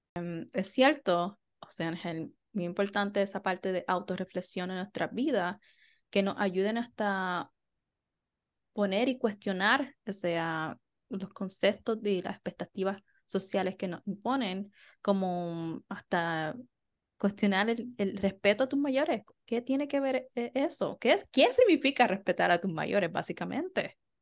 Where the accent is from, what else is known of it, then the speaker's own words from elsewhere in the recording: Puerto Rico; somos puertorriqueños